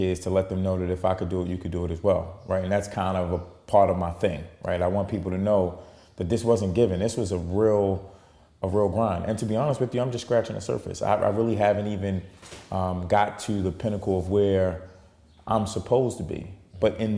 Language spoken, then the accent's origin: English; Baltimore, Maryland, United States; growing up in Baltimore and, you know, coming from the hood